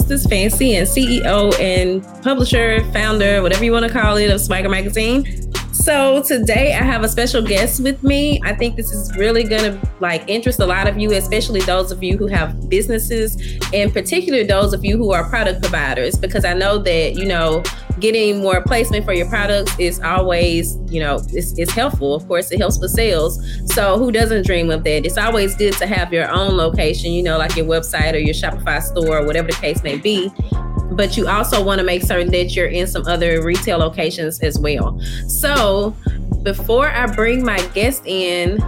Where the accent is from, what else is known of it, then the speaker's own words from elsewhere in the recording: Mississippi, United States; now in Baton Rouge, United States; I'm originally from Mississippi